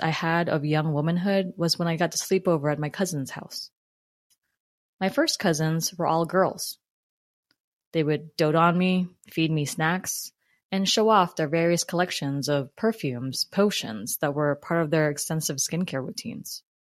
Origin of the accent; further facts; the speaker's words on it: Philippines; Eric, along with Jeter, a young, and my young brother, Ezra, were my first group of friends growing up in the Philippines. That part of my childhood was magical.